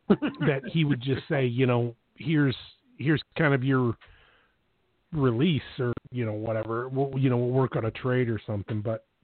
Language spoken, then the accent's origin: English; Buffalo, New York, United States; Listen, I'm born and raised in Buffalo. I'm a Bills fan.